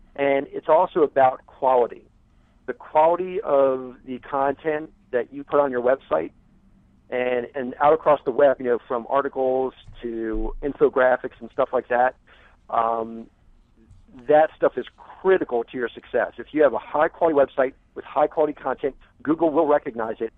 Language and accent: English; United States; I am American